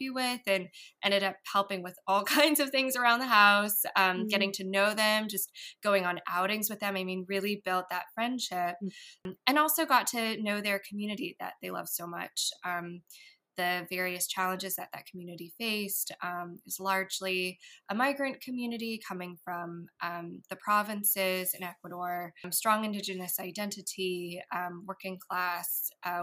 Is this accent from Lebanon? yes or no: no; San Jose, California, United States; I grew up in San Jose, California